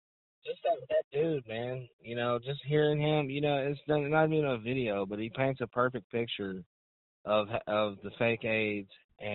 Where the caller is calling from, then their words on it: Arkansas, United States; I'm calling from Arkansas.